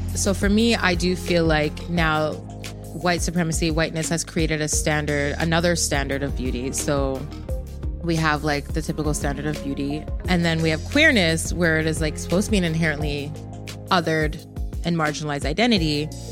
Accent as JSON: {"language": "English", "country": "Jamaica", "said": "I'm Jamaican"}